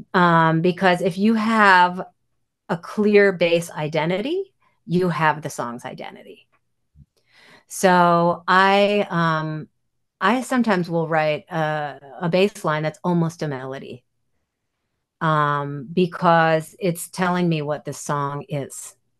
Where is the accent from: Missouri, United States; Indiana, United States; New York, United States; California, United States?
New York, United States; New York City; I grew up in Manhattan